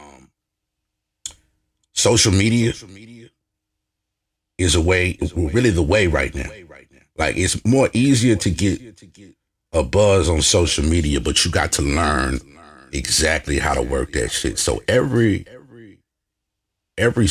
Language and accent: English; Lake Charles, Louisiana, United States; moved away as an adult; also born or lived in Lafayette, Louisiana; I'm from Lake Charles. Born and raised.